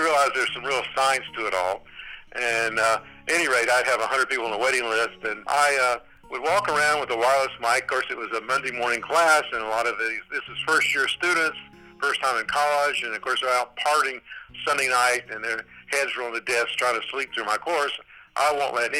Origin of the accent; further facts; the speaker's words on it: Charlotte, North Carolina, United States; as a small child, I grew up in North Carolina, Charlotte